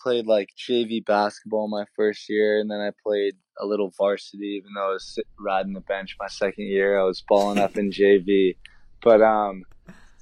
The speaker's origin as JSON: {"language": "English", "town": "San Diego", "region": "California", "country": "United States", "said": "I'm from San Diego"}